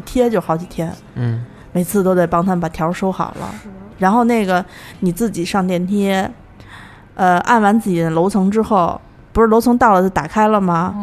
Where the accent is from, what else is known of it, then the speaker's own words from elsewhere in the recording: Datong, Shanxi, China; now in Beijing, China; 我老家是坐二楼，二楼大同